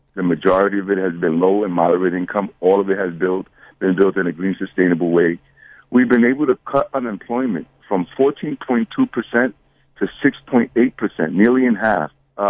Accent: New York City, New York, United States; The church that I grew up with on Seward Avenue used to be a synagogue.

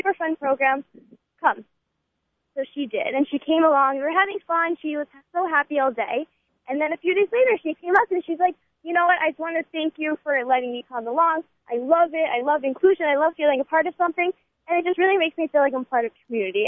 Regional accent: Boca Raton, Florida, United States; I am from Boca Raton, Florida. I am a junior at Weinbaum Yeshiva High School

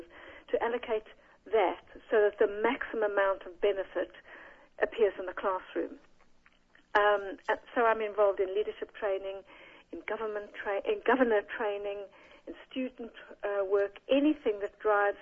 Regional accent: South Africa; moved away as an adult; now in United Kingdom; I'm a South African, mm-hmm. from a Jewish mother and father, came to this country in 1970

